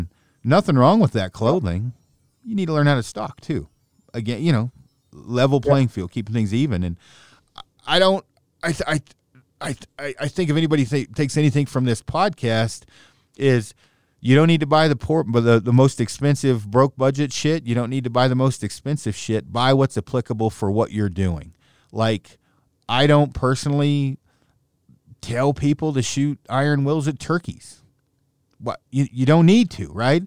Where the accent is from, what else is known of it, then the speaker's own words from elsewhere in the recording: the West, United States; I'm from the West